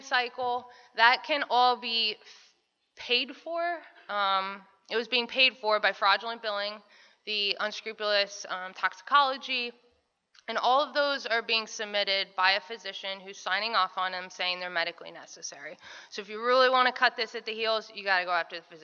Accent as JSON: {"language": "English", "region": "Iowa", "country": "United States", "also_born_or_lived": "South Florida", "moved": "as an adult", "said": "I'm originally from Iowa"}